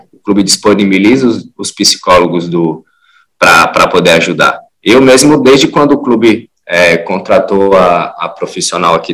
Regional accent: Brasília, Federal District, Brazil; also born or lived in Teresina; now in Fortaleza, Brazil; Eu sou nascido em Teresina, mas antes de seis meses meus pais se mudaram para Brasília.

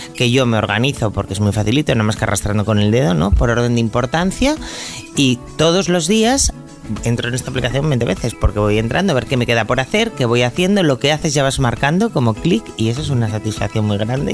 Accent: Asturias, Spain; en mi familia somos así, somos asturianos

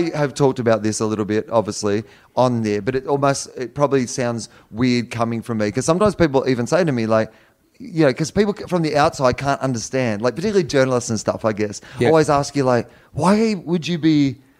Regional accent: Australia; I'm Australian, not American.

